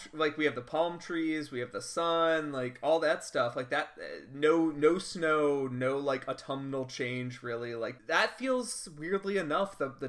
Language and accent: English; Chicago, Illinois, United States; So the fun thing about growing up in Chicago